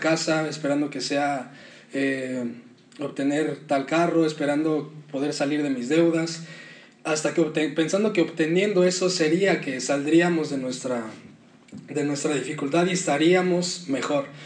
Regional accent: Mexico; nuestro contexto en México

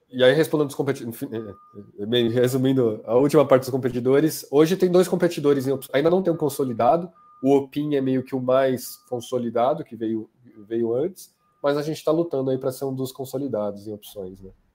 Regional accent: Brazil; sendo brasileiro

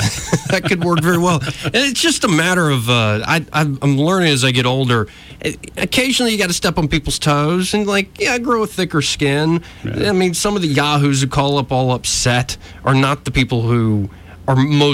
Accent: Montgomery, Alabama, United States; I still get people around here going, so where are you from? I'm like, here.

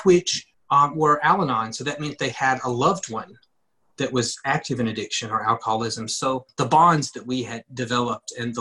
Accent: Ripley, Mississippi, United States; I grew up in Ripley, Mississippi, a small town.

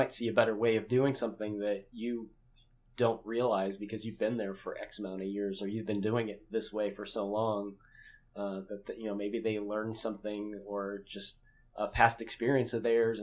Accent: Louisville, Kentucky, United States; And I'm from Louisville

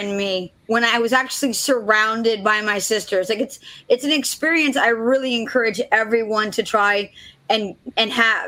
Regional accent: Florida, United States; I'm from Florida originally

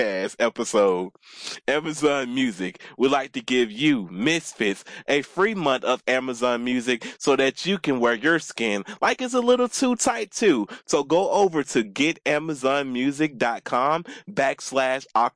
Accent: the South, United States; moved away; I'm from the South

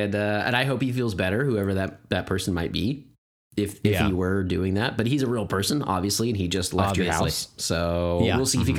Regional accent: Texas, United States; I'm a Texan. So.

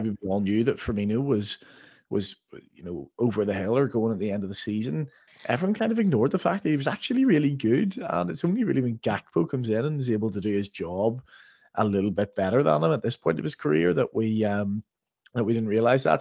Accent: Northern Ireland, United Kingdom; moved away; growing up in Northern Ireland

